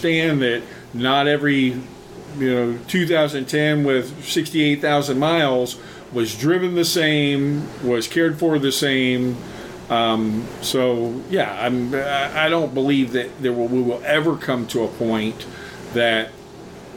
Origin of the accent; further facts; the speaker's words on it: Florida, United States; I'm from Florida